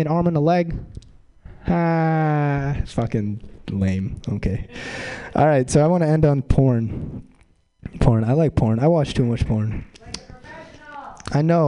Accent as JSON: {"language": "English", "town": "Mountain View", "region": "California", "country": "United States", "said": "I'm from Mountain View"}